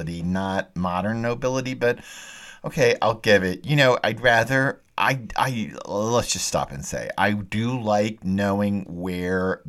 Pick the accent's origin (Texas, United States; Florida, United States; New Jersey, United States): Texas, United States; I'm a Texan